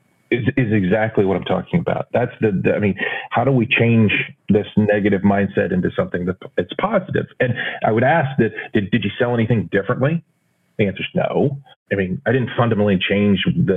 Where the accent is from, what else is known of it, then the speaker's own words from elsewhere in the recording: Texas, United States; growing up in Texas